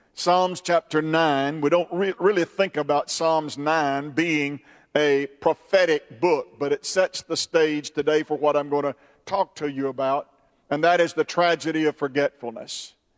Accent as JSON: {"language": "English", "country": "United States", "said": "I am an American and I'm proud to be an American."}